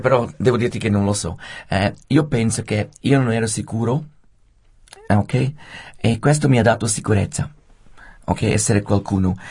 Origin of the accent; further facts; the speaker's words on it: Rapperswil, Switzerland; io sono nato a Rappersville